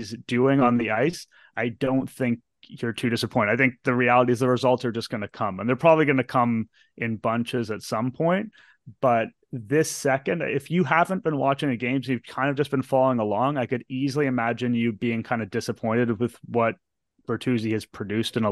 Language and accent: English; Toronto, Ontario, Canada; Born and raised in Toronto